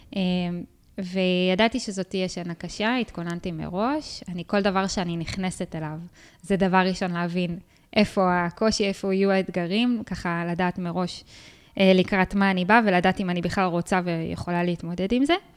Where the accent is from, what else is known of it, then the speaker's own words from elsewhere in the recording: Ashdod, Southern District, Israel; אני מאשדוד